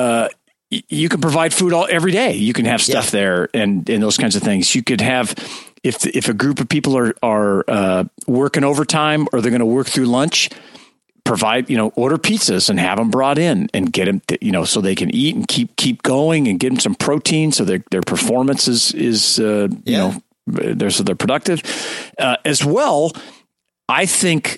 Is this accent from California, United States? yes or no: yes; California, United States; I'm from California